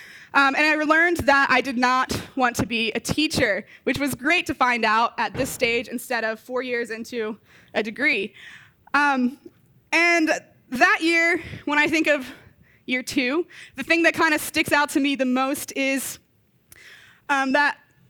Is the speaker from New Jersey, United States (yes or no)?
no; Delaware, United States; moved away as an adult; now in Ohio, United States; I really love Delaware, so I'm not just from Delaware, but I love it. And it was really hard for me actually to leave Delaware and come out and be an Ohio resident.